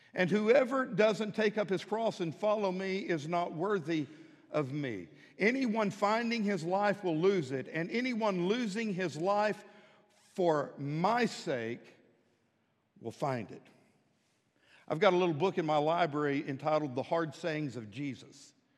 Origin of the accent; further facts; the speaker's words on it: Midland, Texas, United States; now in Fort Smith, United States; When I was growing up in Midland, Texas